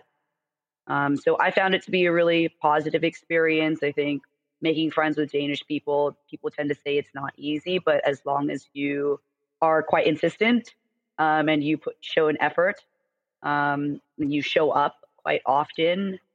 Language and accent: English; United States; also born or lived in California / Denmark; as an American